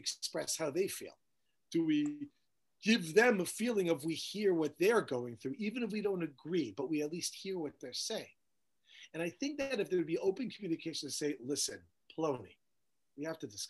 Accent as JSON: {"language": "English", "town": "Woodmere", "region": "New York", "country": "United States", "tie": "born or raised there", "moved": "as an adult", "said": "I grew up in Woodmere, New York"}